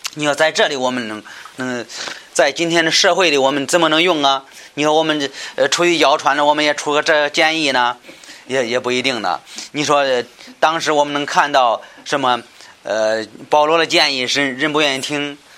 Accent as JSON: {"language": "Chinese", "country": "China", "said": "我们中国人能够明白"}